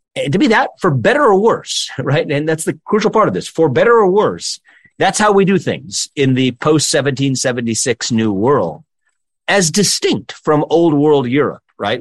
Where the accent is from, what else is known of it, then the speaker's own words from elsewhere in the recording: Cincinnati, Ohio, United States; also born or lived in Columbus, Ohio; born and raised in Cincinnati.